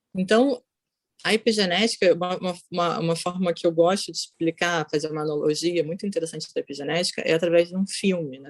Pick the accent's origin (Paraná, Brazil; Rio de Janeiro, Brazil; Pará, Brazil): Rio de Janeiro, Brazil; moved away as an adult; also born or lived in São Paulo, Brazil / Bogotá, Colombia; now in Netherlands; Sou carioca, mas morei em São Paulo.